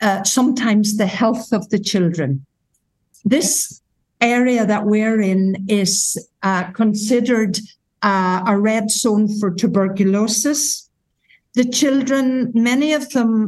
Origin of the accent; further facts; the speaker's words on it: Ireland; moved away as an adult; also born or lived in Gibraltar; I came from Ireland, a little parish in Ireland.